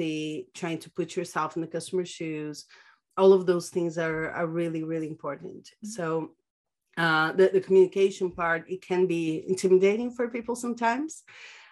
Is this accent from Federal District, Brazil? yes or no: no; São Paulo, Brazil; moved away as an adult; now in Barcelona, Spain; I'm originally from Brazil, born and raised in São Paulo. I currently live in Barcelona, been here for 4 years now.